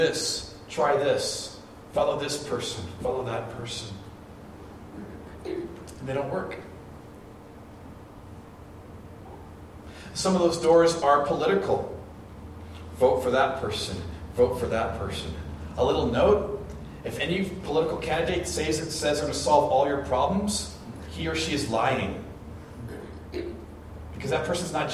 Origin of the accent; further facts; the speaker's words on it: Orange County, California, United States; When I was little, we grew up in the Orange County area of California